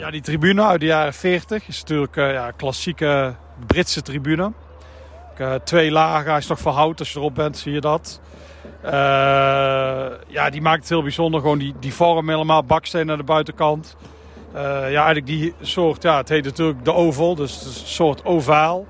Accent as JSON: {"language": "Dutch", "town": "Tilburg", "region": "North Brabant", "country": "Netherlands", "said": "kom uit Tilburg"}